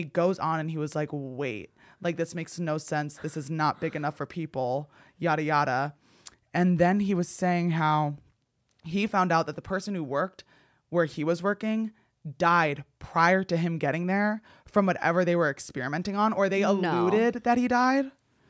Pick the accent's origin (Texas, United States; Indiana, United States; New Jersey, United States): New Jersey, United States; So I don't want to say what town I grew up in New Jersey, but there was a reservoir in my town known for UFO sightings.